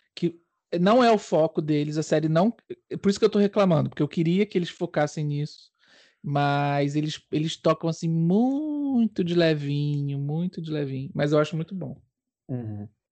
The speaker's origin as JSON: {"language": "Portuguese", "country": "Brazil", "moved": "yes", "lives_now": "Portugal", "said": "Enquanto brasileiro"}